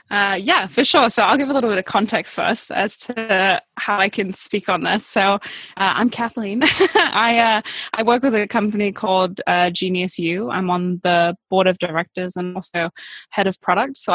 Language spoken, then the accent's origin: English; Bali, Indonesia; now in United States; Like my whole life, as far as I can remember, has been surrounded by spiritual entrepreneur types growing up in Bali and then moving to the US